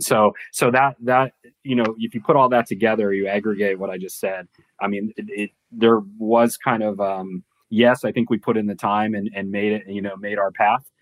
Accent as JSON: {"language": "English", "town": "San Diego", "region": "California", "country": "United States", "tie": "born or raised there", "moved": "as an adult", "said": "I grew up in San Diego."}